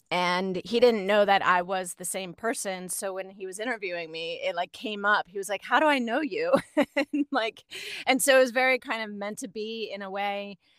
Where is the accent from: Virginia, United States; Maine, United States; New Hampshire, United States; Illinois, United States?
Virginia, United States; moved away as an adult; also born or lived in Chicago; now in Los Angeles, United States; I'm originally from Virginia